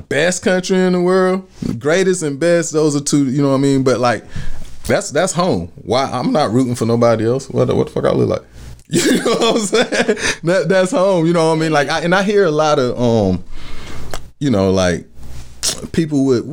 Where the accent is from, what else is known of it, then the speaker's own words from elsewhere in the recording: United States; I'm an American patriot